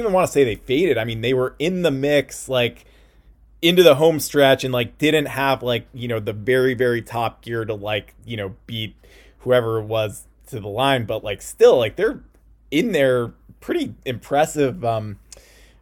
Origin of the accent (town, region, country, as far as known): United States